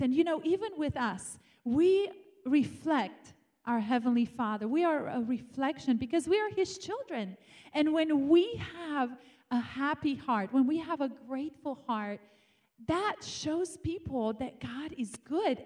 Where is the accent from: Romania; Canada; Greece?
Romania; moved away as an adult; now in United States; I was born in Romania and grew up there for 18 years, um, I came here to America